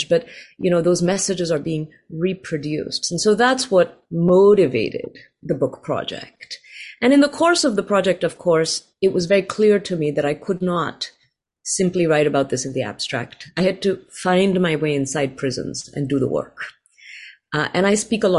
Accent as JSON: {"language": "English", "country": "India", "tie": "born or raised there", "moved": "yes", "lives_now": "Riverside, United States", "said": "I grew up in India"}